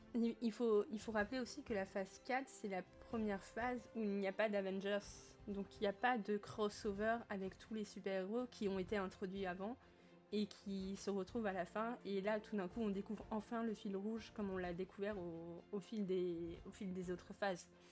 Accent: France; je suis française

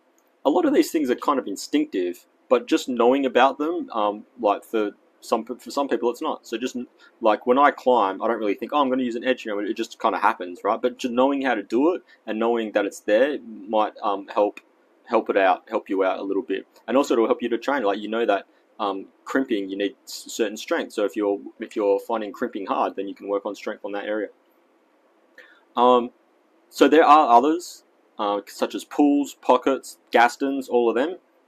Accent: Australia; accent: Australian; But today, I guess my American accent has shown through. I mean, my Australian accent.

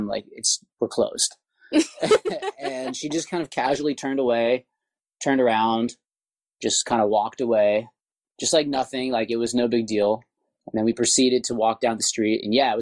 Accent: Santa Monica, California, United States; I grew up in Santa Monica

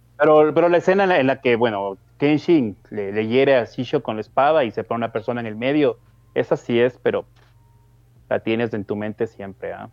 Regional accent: Ecuador; yo soy de Ecuador

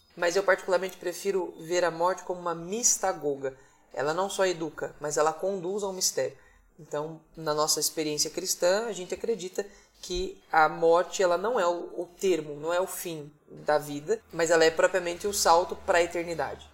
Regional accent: Caieiras, São Paulo, Brazil; Só nasci ali e logo vim para Caieiras com três dias de, de vida e vivi a vida inteira na mesma casa, na Vila Rosina

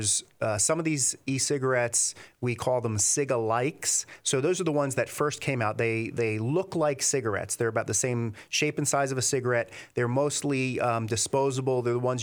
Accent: New Jersey, United States; also born or lived in Philadelphia, United States; So I'm originally from Philadelphia, but grew up and spent most of my life here in New Jersey.

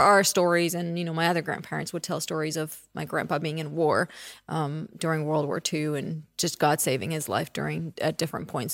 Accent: Czechia; moved away; I was born in the Czech Republic, which was a communist country at that time. And so until I was ten, that's what it was.

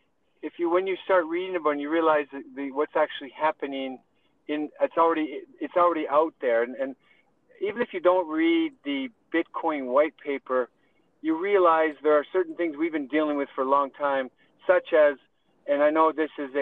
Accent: Canada; Yeah, you're right. I'm Canadian chartered accountant. Spent a little bit of time in the oil and gas sector, actually a lot of time.

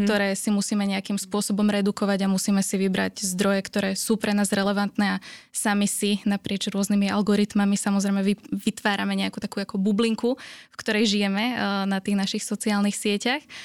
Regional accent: Slovakia; sme ako Slováci

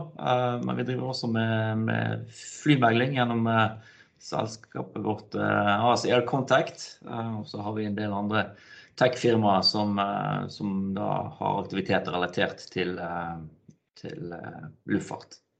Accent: Bergen, Vestland, Norway; now in Stavanger, Norway; kommer jeg fra Bergen

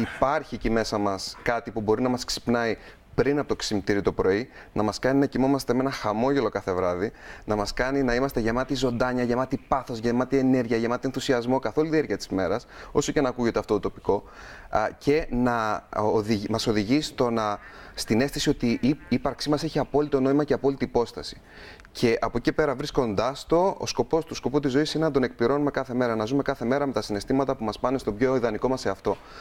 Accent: Crete, Greece; είμαι από την Κρήτη

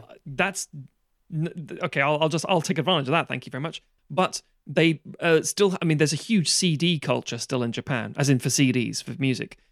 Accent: United Kingdom; I grew up on Amer-, as we all did in this country, American T V series

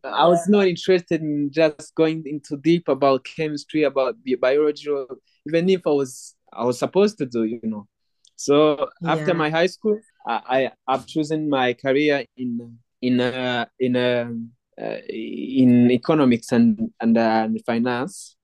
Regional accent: Rwanda; born and raised in Rwanda, still live in Rwanda

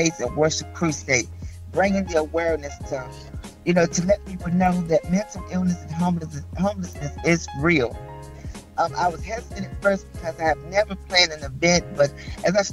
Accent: Bedford, Virginia, United States; moved away as an adult; now in Greenville, United States; I am from Bedford, Virginia. I had moved to Greenville, South Carolina back in 2000

